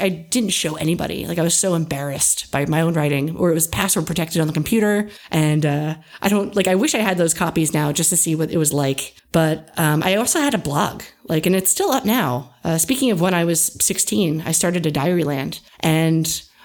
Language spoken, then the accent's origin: English; New Jersey, United States; also born or lived in Millersville, Pennsylvania; I was born and raised in New Jersey